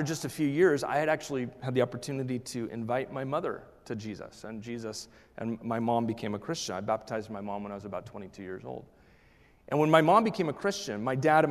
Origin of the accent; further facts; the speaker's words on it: Oregon, United States; And I was raised in the Pacific Northwest. I was raised in Oregon.